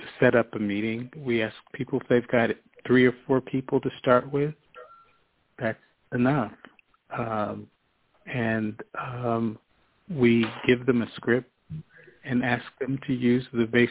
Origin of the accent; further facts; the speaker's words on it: United States; me as an American